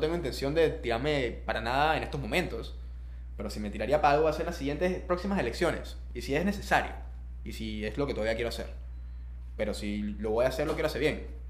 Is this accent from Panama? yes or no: yes; Panama; moved away; also born or lived in Indonesia; mi deber como ciudadano panameño, como persona autóctona de este país